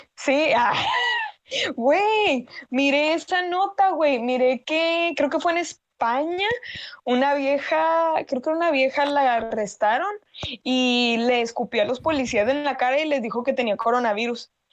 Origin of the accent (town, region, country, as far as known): Mexico